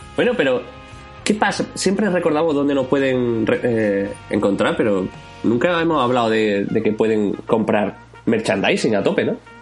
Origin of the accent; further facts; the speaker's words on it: Jaén, Andalusia, Spain; now in Málaga, Spain; Volver a Jaén, ¿no? Volver a mi tierra